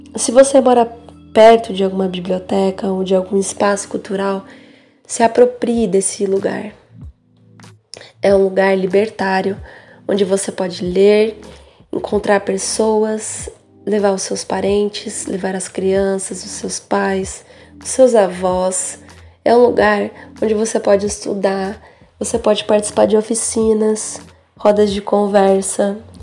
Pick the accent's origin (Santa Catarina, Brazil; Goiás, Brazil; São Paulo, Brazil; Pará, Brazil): São Paulo, Brazil; Eu nasci em São Paulo, cresci aqui no Jaraguá